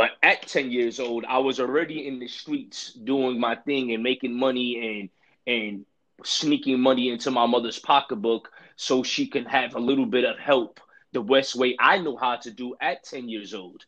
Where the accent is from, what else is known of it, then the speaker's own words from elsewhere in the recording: New York City, New York, United States; Growing up and being born in the streets of Brooklyn, New York